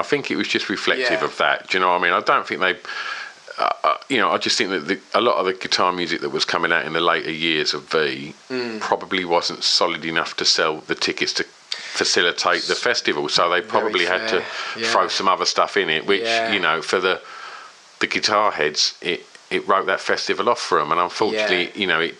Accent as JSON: {"language": "English", "region": "East of England", "country": "United Kingdom", "tie": "born or raised there", "said": "I spoke about Essex and growing up in Essex"}